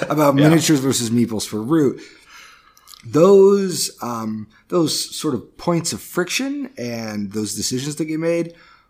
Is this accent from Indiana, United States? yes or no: yes; Indiana, United States; I grew up in the Midwest, in Northern Indiana, where there's just a really big community for gaming.